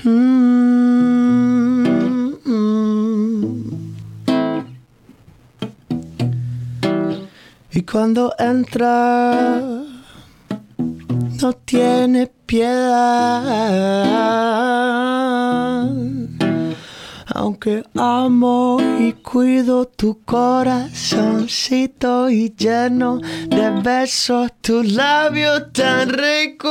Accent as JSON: {"language": "English", "town": "Miami", "region": "Florida", "country": "United States", "moved": "yes", "lives_now": "Portland, United States", "said": "I'm from Miami."}